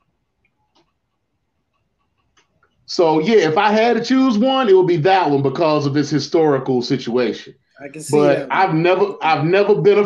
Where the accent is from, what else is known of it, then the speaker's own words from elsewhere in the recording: Mid-Atlantic, United States; I grew up in the Mid-Atlantic with Jim Crockett Promotions